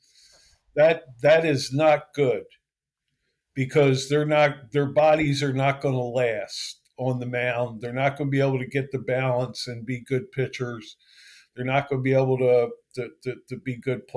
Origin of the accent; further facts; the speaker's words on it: Philadelphia, Pennsylvania, United States; I grew up in Philly